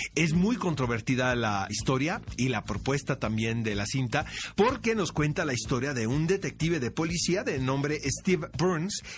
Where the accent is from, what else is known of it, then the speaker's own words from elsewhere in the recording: Mexico; somos los mexicanos